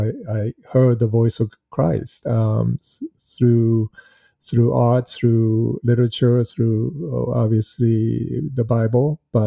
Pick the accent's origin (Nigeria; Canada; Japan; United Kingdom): Japan; Kamakura, Kanagawa; also born or lived in Boston, United States; I was born in Boston, but spent considerable amount of time in Japan, in Kamakura, where a lot of Buddhist temples are, actually.